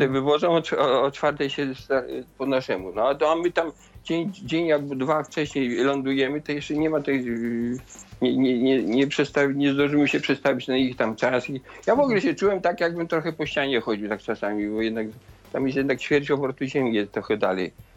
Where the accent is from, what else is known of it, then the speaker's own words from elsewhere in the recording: Zamość region, Lublin Voivodeship, Poland; moved away; te dzieci zamojszczyzny to taka wyjątkowa dla mnie sytuacja, bo to moje rodzinne strony.